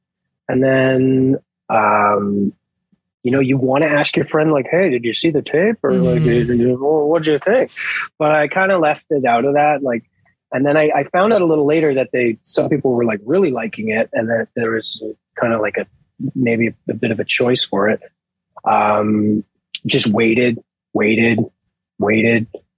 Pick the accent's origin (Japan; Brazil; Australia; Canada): Canada; Nova Scotia; I am from Nova Scotia.